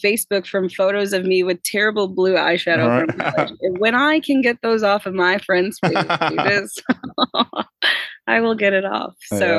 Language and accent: English; Midwest, United States; I grew up in the Midwest.